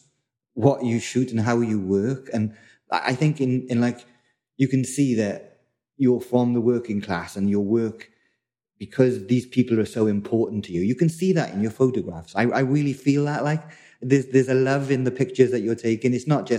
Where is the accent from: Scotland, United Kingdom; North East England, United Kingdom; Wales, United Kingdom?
Wales, United Kingdom; South; moved away as an adult; now in London, United Kingdom; I'm originally from South Wales, and I've been in London maybe 15, 20 years now.